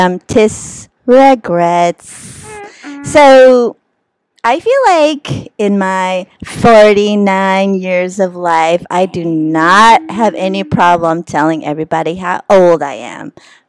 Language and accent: English; Philippines; I do look 59. I'm Filipino.